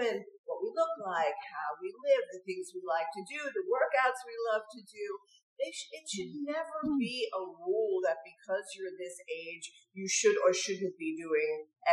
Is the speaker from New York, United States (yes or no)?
yes; New York, United States; when I was growing up in New York.